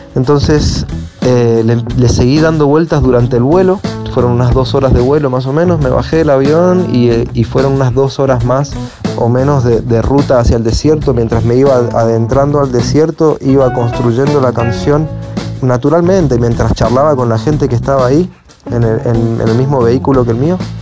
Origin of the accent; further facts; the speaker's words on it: Mendoza, Argentina; moved away as an adult; now in Buenos Aires, Argentina; cinco somos de la provincia de Mendoza